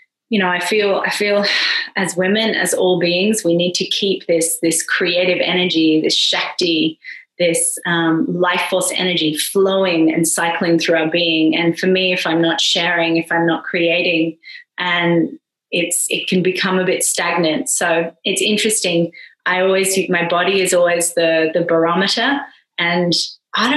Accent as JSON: {"language": "English", "town": "Perth", "region": "Western Australia", "country": "Australia", "tie": "born or raised there", "moved": "as an adult", "lives_now": "Ibiza, Spain", "said": "I'm Australian, as you've probably heard. I'm from way over the West Coast from Perth"}